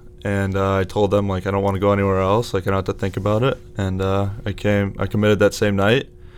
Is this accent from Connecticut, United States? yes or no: yes; Connecticut, United States; I grew up playing in Connecticut. From Connecticut my whole life